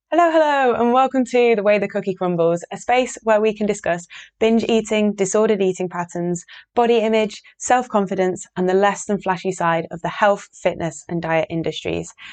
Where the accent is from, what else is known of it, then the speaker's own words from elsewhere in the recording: Yorkshire and the Humber, United Kingdom; I live in Yorkshire. I'm from Yorkshire, in the north of England.